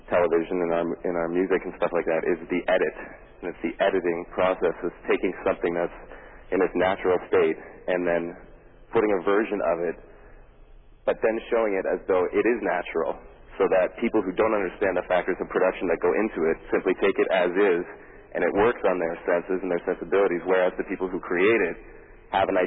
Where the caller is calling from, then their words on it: Los Angeles, California, United States; I'm calling you from Los Angeles right now.